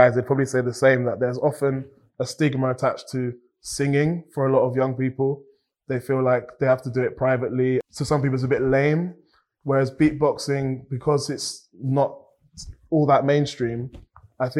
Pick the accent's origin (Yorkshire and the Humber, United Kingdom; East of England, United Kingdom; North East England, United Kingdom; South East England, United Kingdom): East of England, United Kingdom; Cambridge; I've grown up in Cambridge